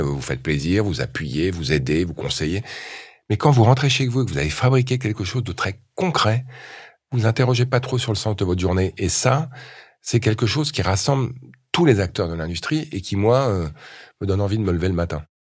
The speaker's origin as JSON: {"language": "French", "town": "Montreuil", "region": "Île-de-France", "country": "France", "tie": "born or raised there", "said": "j'ai grandi à Montreuil, dans une cité HLM"}